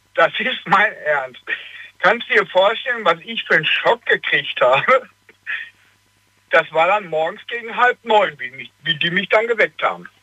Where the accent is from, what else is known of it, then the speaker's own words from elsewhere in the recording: Hagen, North Rhine-Westphalia, Germany; now in Cologne, Germany; ich komme aus Hagen